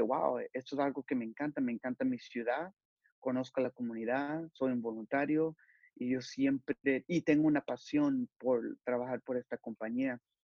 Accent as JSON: {"language": "Spanish", "town": "Los Angeles", "region": "California", "country": "United States", "said": "soy de Los Ángeles, California"}